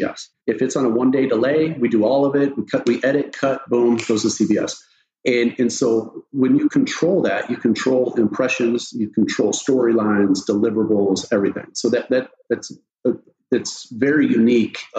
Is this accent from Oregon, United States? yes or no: yes; Eastern Oregon, United States; I grew up in Eastern Oregon, small town, ranching and bull riding